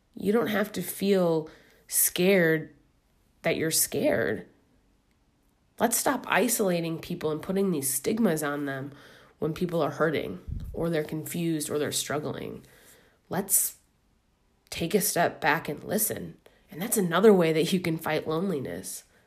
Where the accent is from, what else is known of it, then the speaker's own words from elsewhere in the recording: Midwest, United States; moved away as an adult; now in New York, United States; I'm a Midwesterner living in New York